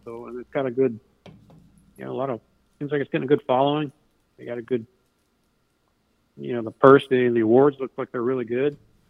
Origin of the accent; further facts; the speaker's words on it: Columbus, Ohio, United States; moved away; I'm from Columbus, Ohio